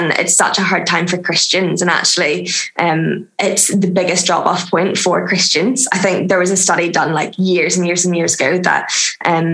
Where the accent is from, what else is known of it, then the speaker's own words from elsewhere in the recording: Northern Ireland, United Kingdom; moved away; I am originally from Northern Ireland, if you can't tell because of the accent